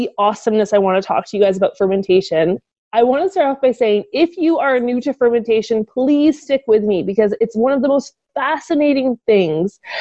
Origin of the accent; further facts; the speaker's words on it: Ottawa, Ontario, Canada; moved away; I headed back to my hometown of Ottawa